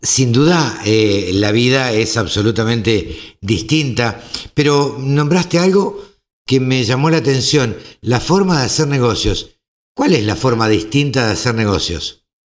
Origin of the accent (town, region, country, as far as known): Argentina